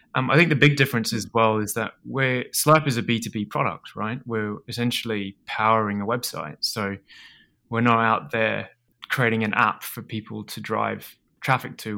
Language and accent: English; Australia; moved away as an adult; also born or lived in Edinburgh, Scotland; I grew up in Australia, uh, and sort of, well, I was born in Edinburgh and, and I moved over to, to Australia when my, my dad